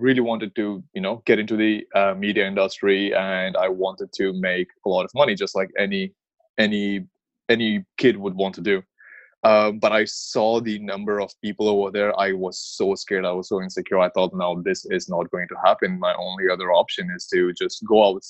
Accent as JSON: {"language": "English", "town": "Mumbai", "region": "Maharashtra", "country": "India", "tie": "born or raised there", "moved": "as an adult", "lives_now": "Toronto, Canada", "said": "I grew up in Mumbai, or Bombay, like we still call it, but, whatever you call Bombay, Mumbai, it's just the same place. I stayed there till I was 21, and I moved to Canada"}